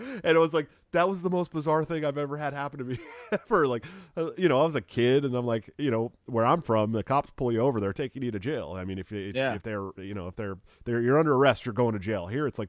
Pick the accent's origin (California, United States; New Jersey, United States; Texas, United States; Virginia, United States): California, United States; moved away as an adult; also born or lived in Oregon / Southern Washington; now in Iowa, United States; I'm from California and you know, I lived in Oregon and Southern Washington when they legalized weed in Washington.